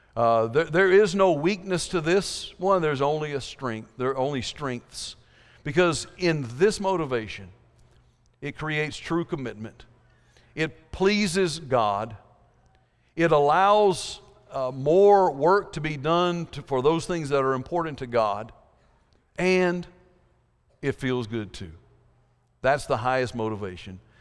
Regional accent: South Georgia, United States; I grew up in South Georgia

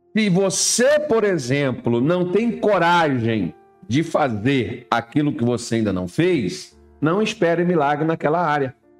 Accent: Brazil; first language Portuguese; nós somos brasileiros

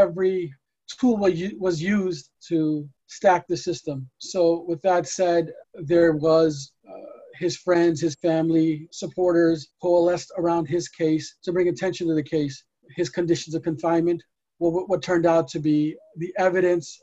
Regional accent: New York City, New York, United States; we're from New York City

